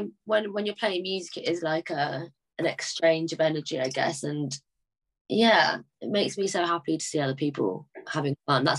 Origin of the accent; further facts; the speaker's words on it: London, United Kingdom; I'm from London